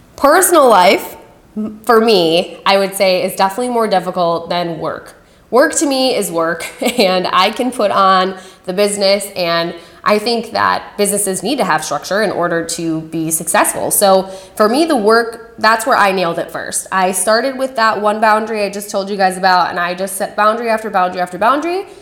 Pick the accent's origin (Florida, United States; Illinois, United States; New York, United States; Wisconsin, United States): Wisconsin, United States; Shout out to my home state